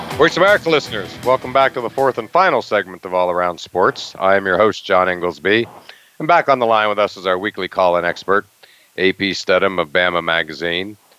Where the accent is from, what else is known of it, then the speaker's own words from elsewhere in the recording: Western Pennsylvania, United States; moved away; the Pittsburgh Pirates, the team I grew up with in Western Pennsylvania